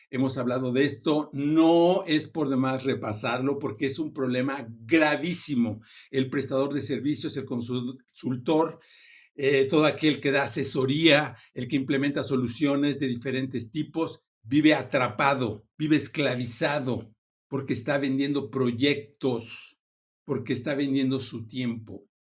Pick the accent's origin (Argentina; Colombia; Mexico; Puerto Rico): Mexico; moved away as an adult; now in Silicon Valley, United States; soy mexicano, hace 20 años eh, me fui al Silicon Valley